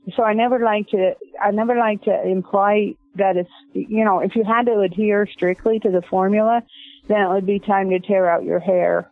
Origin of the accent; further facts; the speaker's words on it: Northport, Washington, United States; I grew up in basically in the West. My dad was a marshal. He was a rodeo cowboy.